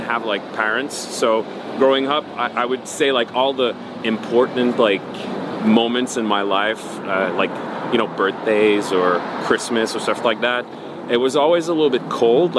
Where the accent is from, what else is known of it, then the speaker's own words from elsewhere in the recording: Montreal, Quebec, Canada; I was born in Montreal, Canada, so therefore I speak French